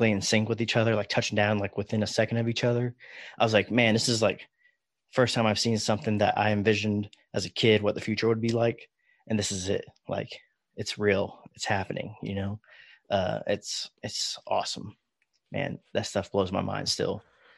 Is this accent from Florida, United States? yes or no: yes; Daytona Beach, Florida, United States; I grew up in Florida, Daytona Beach, and seeing space shuttle launches and whatnot as a kid was just like, that was like everyday life in Florida.